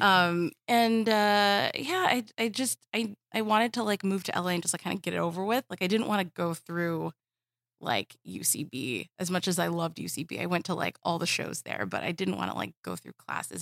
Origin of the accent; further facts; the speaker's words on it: Southern California, United States; I grew up in Southern California